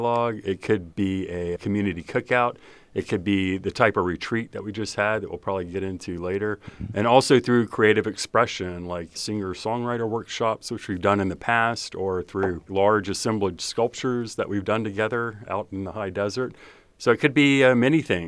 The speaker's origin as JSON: {"language": "English", "town": "New Orleans", "region": "Louisiana", "country": "United States", "tie": "born or raised there", "also_born_or_lived": "Alabama / Hanau, Germany", "moved": "as an adult", "said": "I'm originally from New Orleans, Louisiana. That's where my mom's from. My dad's from Alabama, so I went to grade school, high school there"}